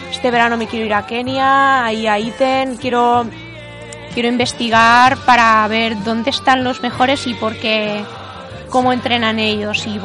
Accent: Valencian Community, Spain; Que era la segunda valenciana que ganaba un campeonato de España de maratón

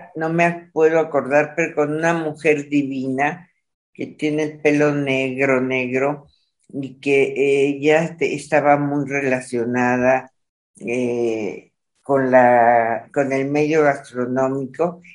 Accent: Monterrey, Nuevo León, Mexico; moved away; nací allá, eh, nací en Monterrey, abajo del, cobijada por el Cerro de la Silla.

